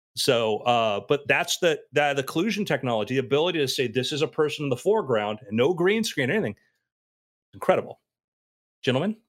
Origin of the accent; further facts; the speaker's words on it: South Florida, United States; I was around that age growing up in South Florida at that time